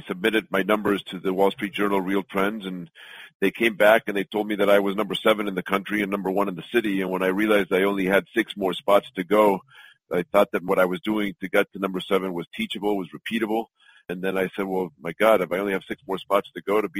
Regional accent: Los Angeles, California, United States; also born or lived in Mexico City, Mexico; I'm originally from Mexico City. I moved to Los Angeles when I was 7 years old and did all my studies in LA and grew up

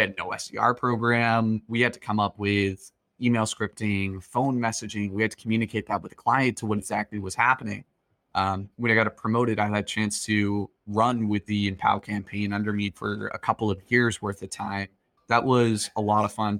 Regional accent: Boston, Massachusetts, United States; I'm from Boston

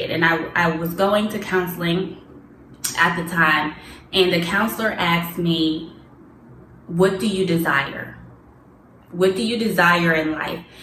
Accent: Pittsburgh, Pennsylvania, United States; Growing up in Pittsburgh, in Pittsburgh

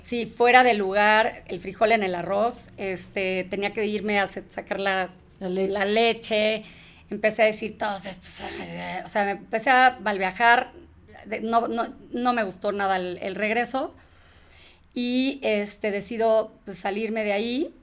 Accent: Mexico; also born or lived in England; sí, soy mexa, soy mexa

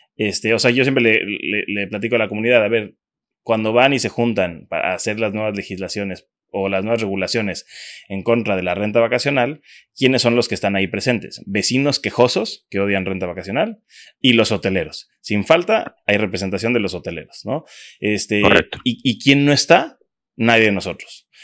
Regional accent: Cancún, Quintana Roo, Mexico; yo soy de Cancún desde pequeño

